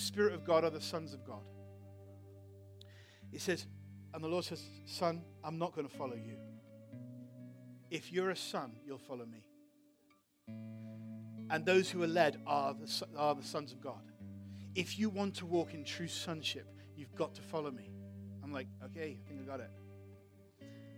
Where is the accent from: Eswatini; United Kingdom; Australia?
United Kingdom; England; now in United States; I'm from England too